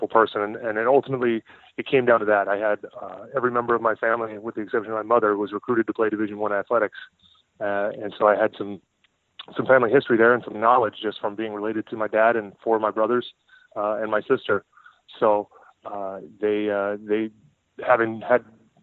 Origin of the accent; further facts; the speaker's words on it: San Diego, California, United States; moved away as an adult; also born or lived in Kansas; now in Indiana, United States; I grew up in San Diego. That's home.